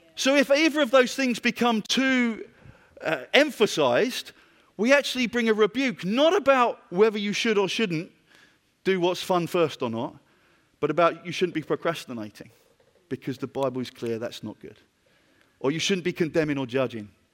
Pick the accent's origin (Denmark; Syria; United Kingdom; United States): United Kingdom; I'm from Britain.